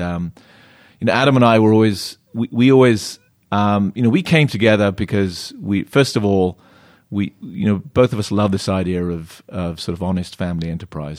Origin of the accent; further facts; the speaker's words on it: Plymouth, South West England, United Kingdom; now in California, United States; I grew up in a sleepy little county called Devon, um, and just outside of a town called Plymouth